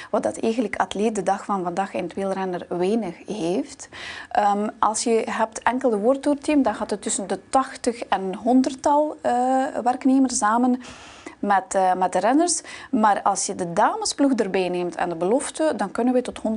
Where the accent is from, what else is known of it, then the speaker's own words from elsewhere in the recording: Baikonur, Kazakhstan; born there; dus ik ben geboren in Kazachstan aan de lanceerbasis in Baikonur.